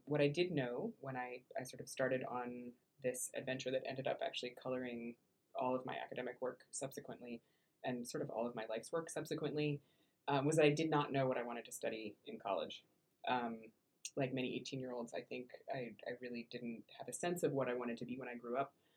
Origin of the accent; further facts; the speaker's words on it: Iowa, United States; moved away; I was from Iowa